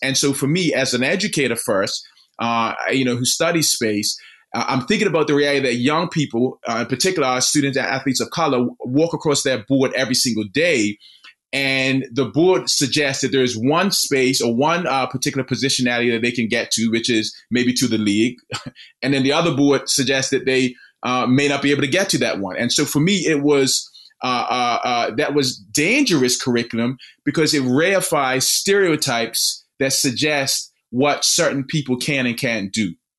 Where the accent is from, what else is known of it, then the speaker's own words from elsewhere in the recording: Bermuda; now in Missouri, United States; born and raised in Bermuda